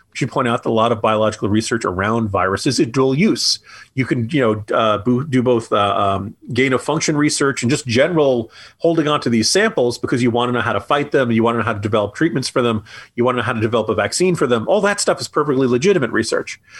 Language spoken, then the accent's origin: English; New Jersey, United States; I grew up in New Jersey